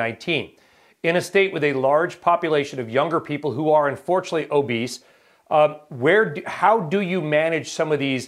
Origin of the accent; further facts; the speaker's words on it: Winchester, Virginia, United States; I'm from Winchester, Virginia